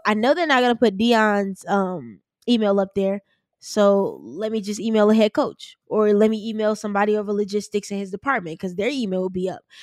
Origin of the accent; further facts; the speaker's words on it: Chicago, Illinois, United States; I'm from Chicago